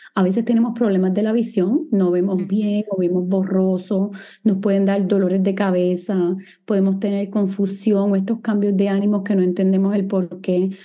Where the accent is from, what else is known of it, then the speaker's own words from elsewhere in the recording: San Juan, Puerto Rico; moved away as an adult; also born or lived in Guadalajara, Mexico / New York, United States / Los Angeles, United States / Miami, United States; Soy boricua, nací aquí en San Juan, Puerto Rico, y viví aquí hasta que tenía, ¿verdad? Hasta que hice mi bachillerato en biología en la Universidad de Río Piedras